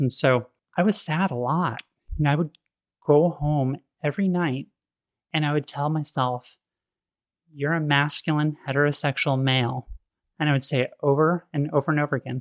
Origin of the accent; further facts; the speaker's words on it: Sacramento, California, United States; I grew up in Sacramento in the eighties